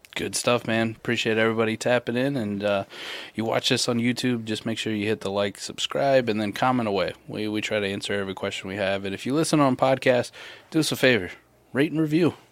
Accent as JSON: {"language": "English", "region": "Midwest", "country": "United States", "said": "I'm from the Midwest, too, so it's definitely pop"}